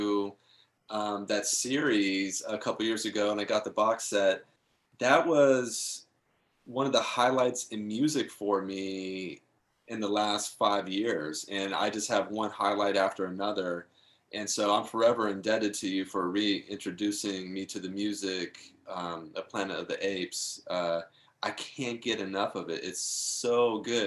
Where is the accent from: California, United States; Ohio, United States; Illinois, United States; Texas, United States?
California, United States; Topanga; I grew up in Topanga Canyon